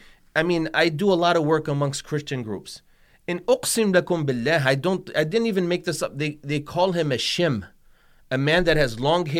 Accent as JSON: {"language": "English", "country": "Tunisia", "tie": "born or raised there", "said": "like when I grew up in Tunisia, they used to wear the hijab."}